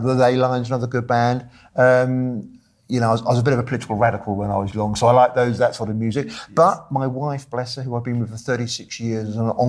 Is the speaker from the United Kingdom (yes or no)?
yes; United Kingdom; I grew up in Britain in the late 70s and the early 80s